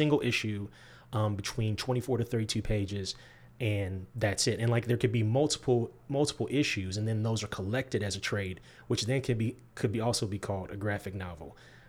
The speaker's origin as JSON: {"language": "English", "region": "Midwest", "country": "United States", "tie": "born or raised there", "also_born_or_lived": "Georgia", "lives_now": "Lexington, United States", "said": "I am an Air Force brat. Mm-hmm. Born in the South. I was born in Georgia, transplanted to the Midwest. My father was in the Air Force. We got transplanted to the Midwest. I grew up in the Midwest."}